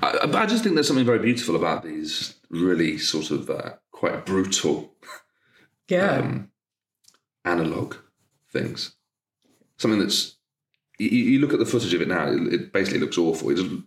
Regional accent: Derby, East Midlands, United Kingdom; also born or lived in Nottingham; I'm from the Midlands.

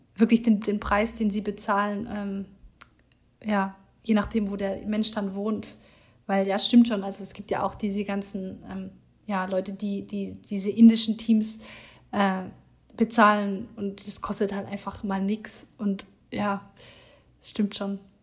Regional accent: Germany; moved away as an adult; also born or lived in Hamburg; now in Iceland; wir als Deutsche

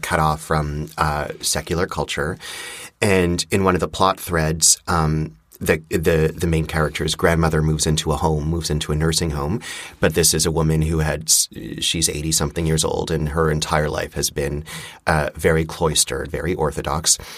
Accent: Montreal, Quebec, Canada; the house that I grew up in in Montreal

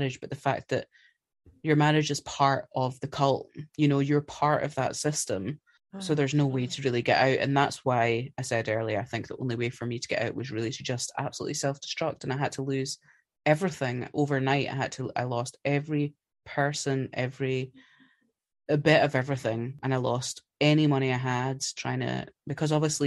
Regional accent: Scotland, United Kingdom; I'm Scottish.

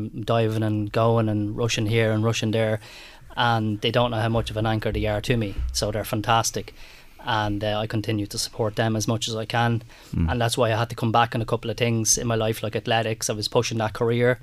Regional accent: Ireland; we Irish people

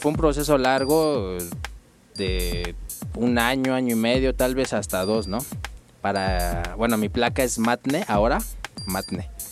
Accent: Mexico City, Mexico; nací en, la Ciudad de México

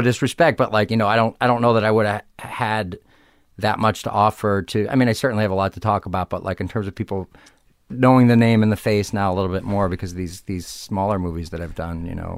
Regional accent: Arlington Heights, Illinois, United States; moved away; suburbs of Chicago, Arlington Heights, Illinois

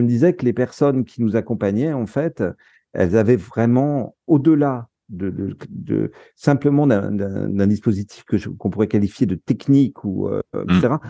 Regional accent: France; also born or lived in Netherlands; en tant que Français

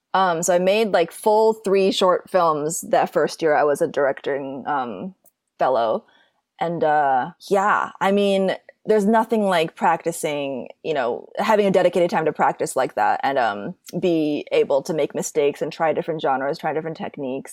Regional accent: Minneapolis, Minnesota, United States; moved away as an adult; now in Los Angeles, United States; I grew up in Minneapolis, Minnesota

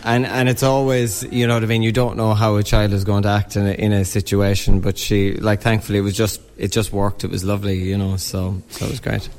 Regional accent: Newcastle West, Munster, Ireland; moved away as an adult; also born or lived in London / Galway; grew up in Newcastle West, um, and then I was in London for about 10 years, so back home about four years now

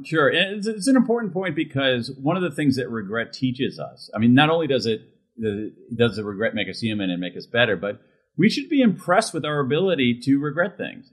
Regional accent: Columbus, Ohio, United States; I grew up in Central Ohio, Columbus, Ohio

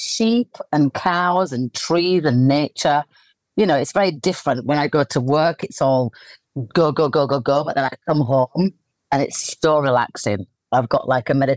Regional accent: Leeds, Yorkshire and the Humber, United Kingdom; I'm in my hometown of Leeds, in the countryside with my dogs.

